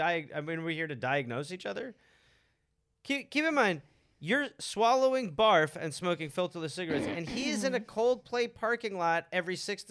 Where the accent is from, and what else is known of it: United States